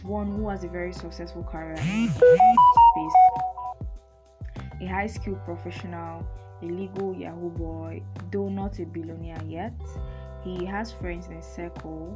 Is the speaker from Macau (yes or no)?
no; Nigeria; as a Nigerian